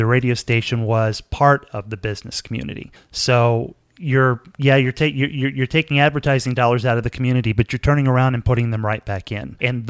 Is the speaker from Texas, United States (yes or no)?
yes; Corsicana, Texas, United States; My first job in broadcasting was in 1985 on the 1000 watt AM radio station in my hometown, of course, Acana